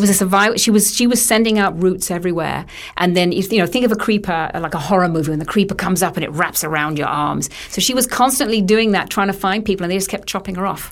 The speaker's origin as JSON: {"language": "English", "country": "United Kingdom", "said": "I'm British"}